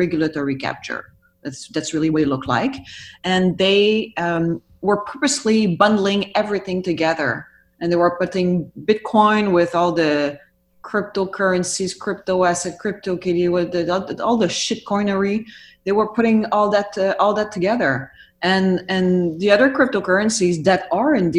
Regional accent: Canada; we as Canadian

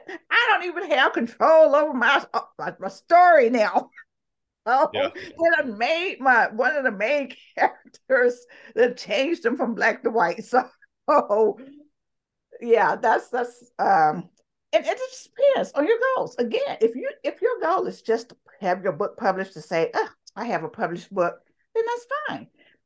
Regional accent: the South, United States; I grew up in the South. I mean, how can I not be?

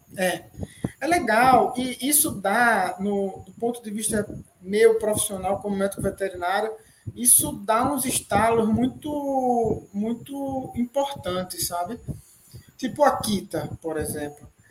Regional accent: Recife, Pernambuco, Brazil; also born or lived in Serra Talhada; eu sou de Pernambuco, né, Recife

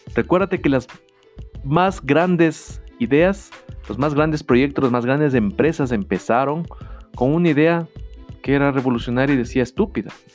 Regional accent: Ecuador; en mi país, en Ecuador

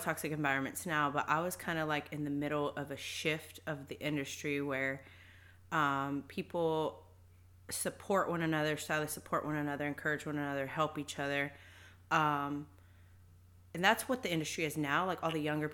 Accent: Fort Worth, Texas, United States; I am from North Fort Worth. I grew up, born and raised in Fort Worth, Texas.

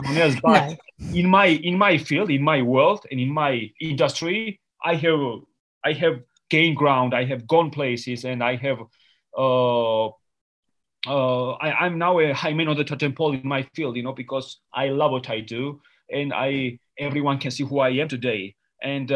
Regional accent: Georgia; English is a second language; I grew up in Georgia, and I had no electricity in 1990

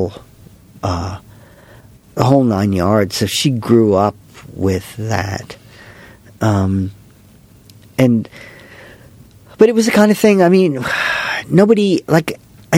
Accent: Raleigh, North Carolina, United States; now in England; I grew up in Raleigh

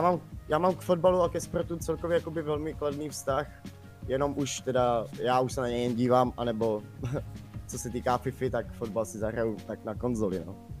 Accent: Czechia; jsem Čech

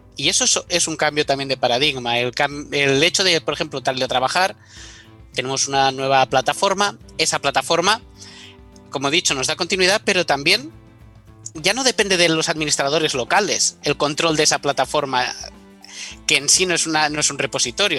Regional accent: Menorca, Balearic Islands, Spain; moved away as an adult; also born or lived in Paris / Pyrenees; yo soy de Menorca

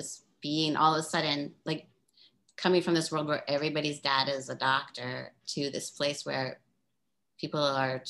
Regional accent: Baltimore, Maryland, United States; moved away as an adult; also born or lived in East Village, New York / Providence, Rhode Island; I lived in the East Village in the 80s and I'm from Baltimore and I went to Brown

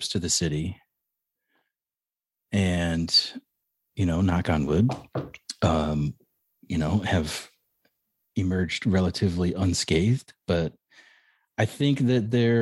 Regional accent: Hammond, Indiana, United States; moved away; I grew up in Hammond, which is Northwest Indiana.

